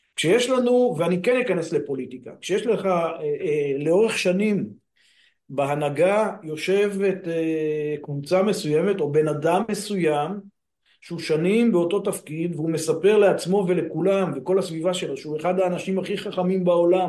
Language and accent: Hebrew; Afikim, Northern District, Israel; אני גדלתי בקיבוץ, קיבוץ אפיקים בעמק הירדן